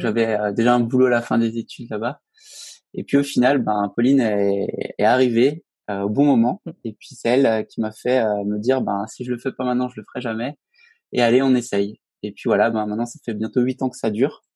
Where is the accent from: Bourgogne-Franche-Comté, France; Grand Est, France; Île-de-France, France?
Grand Est, France; Alsace; moved away as an adult; now in Haute-Savoie, France; je viens d'Alsace. Et en fait, à la fin de mes études, j'ai quitté donc cette belle région pour rejoindre donc la Haute-Savoie